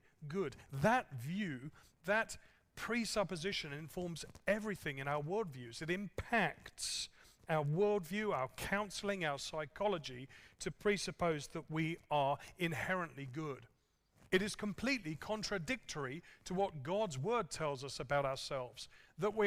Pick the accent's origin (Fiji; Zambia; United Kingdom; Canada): United Kingdom; England; moved away; I'm an Englishman